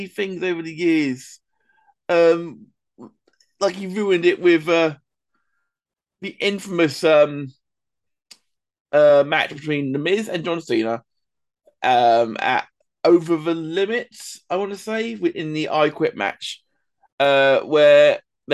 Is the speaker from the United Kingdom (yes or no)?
yes; England, United Kingdom; being English ourselves